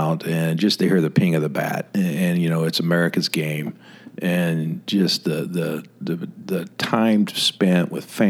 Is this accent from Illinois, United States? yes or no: no; Memphis, Tennessee, United States; now in Tallahassee, United States; growing up in Memphis